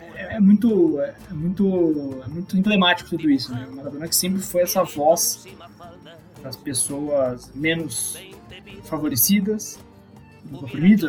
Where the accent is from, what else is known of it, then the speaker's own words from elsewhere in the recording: South Region, Brazil; sou do Sul